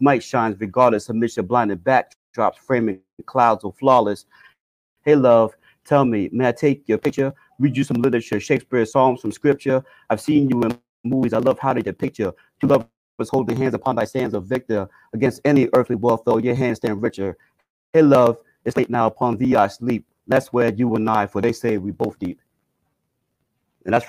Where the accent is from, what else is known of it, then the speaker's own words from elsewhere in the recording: Bethlehem, Pennsylvania, United States; I was born in Bethlehem, PA, but I went to school at Temple University